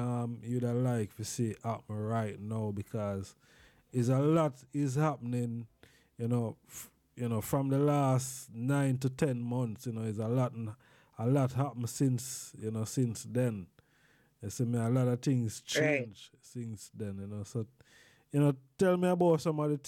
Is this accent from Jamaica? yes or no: yes; Jamaica; back home in Jamaica